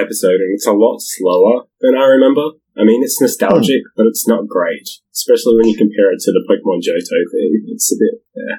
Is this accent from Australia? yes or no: yes; Australia; I'm just Australian.